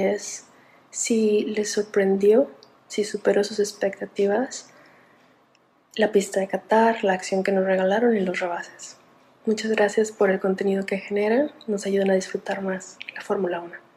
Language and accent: Spanish; Guadalajara, Jalisco, Mexico; now in Vancouver, Canada; de Guadalajara, Jalisco. Saludos desde Vancouver, Canadá